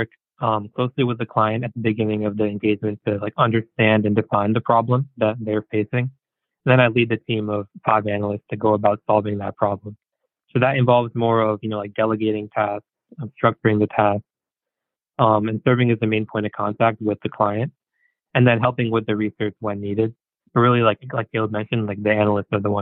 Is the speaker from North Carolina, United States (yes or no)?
no; Hopewell, New Jersey, United States; I grew up in New Jersey. I'm from a town called Hopewell in Mercer County